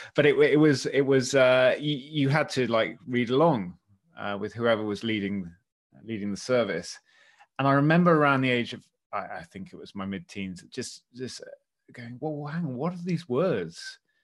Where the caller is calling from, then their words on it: West Dorset, South West England, United Kingdom; I'm calling in from, uh, West Dorset, in the West Country of the British Isles